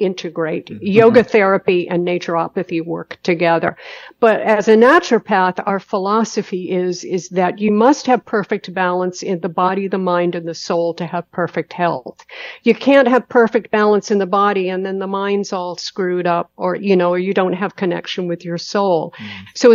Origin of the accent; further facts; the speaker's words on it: Harpswell, Maine, United States; moved away; also born or lived in Los Angeles, California; I grew up on Great Island in the fishing village there